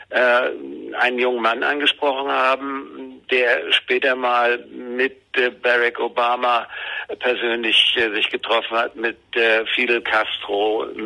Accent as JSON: {"language": "German", "region": "Schleswig-Holstein", "country": "Germany", "tie": "born there", "said": "Meine Eltern waren äh, Flüchtlinge, wir kamen aus Pommern beziehungsweise meine Eltern, ich bin in Schleswig-Holstein äh, geboren"}